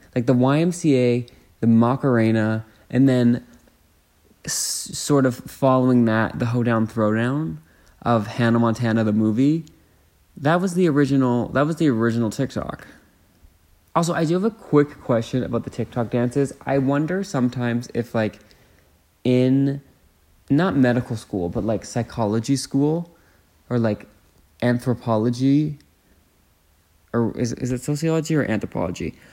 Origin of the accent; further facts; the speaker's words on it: Canada; I'm Canadian.